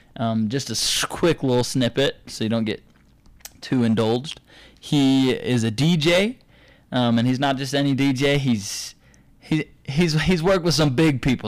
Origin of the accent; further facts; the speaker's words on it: Provo, Utah, United States; also born or lived in Saint George, Utah; I tell 'em Provo